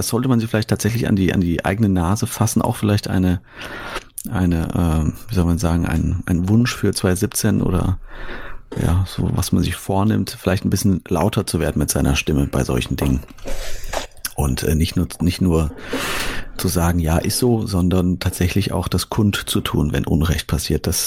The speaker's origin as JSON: {"language": "German", "town": "Fulda", "region": "Hesse", "country": "Germany", "tie": "born or raised there", "said": "Ich will das in Fulda machen, meiner Heimatstadt."}